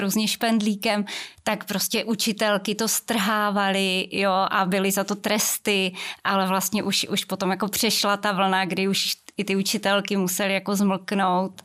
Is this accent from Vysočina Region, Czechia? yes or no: yes; near Velké Meziříčí, Vysočina Region, Czechia; já pocházím z Vysočiny, konkrétně od Velkého Meziříčí, z malé vesničky